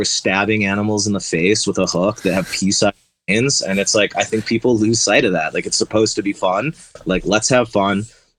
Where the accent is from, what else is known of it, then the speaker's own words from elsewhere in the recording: East Coast, United States; I'm from the East Coast originally